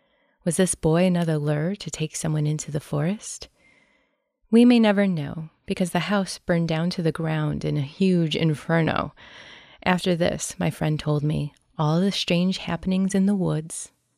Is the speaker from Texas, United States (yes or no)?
no; Clark Range, Tennessee, United States; Also in my hometown of Clark Range, Tennessee, my buddy used to experience unusual things in his father's house.